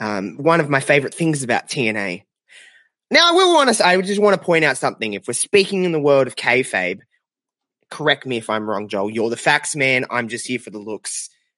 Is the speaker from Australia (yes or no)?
yes; Australia; If anyone didn't know by my my very slight accent, I'm from Australia.